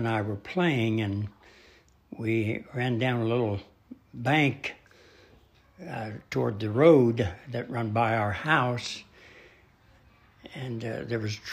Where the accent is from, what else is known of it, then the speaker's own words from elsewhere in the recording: Dearborn County, Indiana, United States; I was born in Dearborn County, Indiana. That's the Lawrenceburg